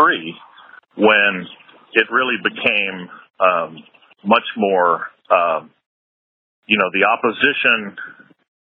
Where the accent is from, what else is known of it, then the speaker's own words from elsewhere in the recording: United States; moved away; as an American